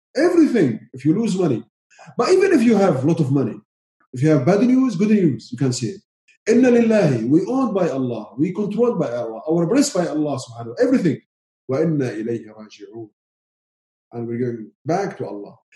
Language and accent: English; Syria; first language Arabic; English is a second language; moved away; I'm from Syria, Arabic speaker